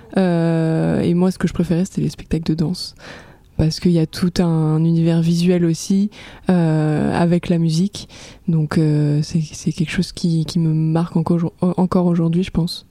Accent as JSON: {"language": "French", "town": "Aix-en-Provence", "region": "Provence-Alpes-Côte d'Azur", "country": "France", "tie": "born or raised there", "said": "je viens d'Aix-en-Provence, du sud de la France"}